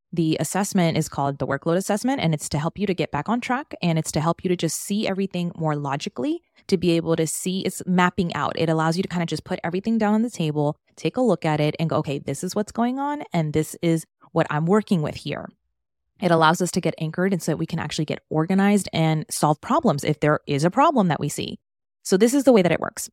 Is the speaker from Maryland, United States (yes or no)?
yes; Maryland, United States; moved away as an adult; now in Miami, United States; I was born and raised in Maryland, moved to Miami, where I am now, back in twenty sixteen.